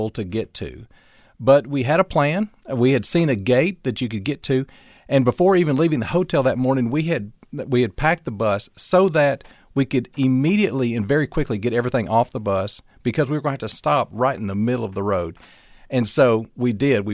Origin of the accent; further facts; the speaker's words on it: North Alabama, United States; moved away as an adult; also born or lived in Florida; I grew up in North Alabama and lived for a while in Florida, but have lived the last 25 or so years in North Alabama, back where I grew up.